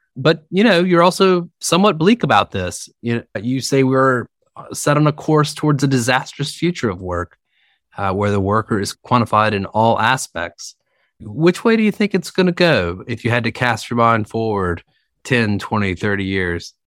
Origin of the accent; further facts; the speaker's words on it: the South, Southern United States, United States; accent: Southern; now in New York, United States; I'm speaking to you, of course, from New York, despite my Southern accent